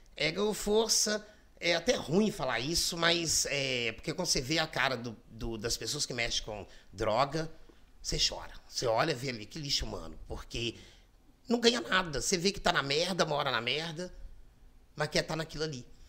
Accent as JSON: {"language": "Portuguese", "country": "Brazil", "tie": "born or raised there", "said": "sou do Pacheco. Comecei é, minha infância é de lá, nasci lá, e amo Pacheco. Então é um bairro que, é, assim, eu, eu cresci lá"}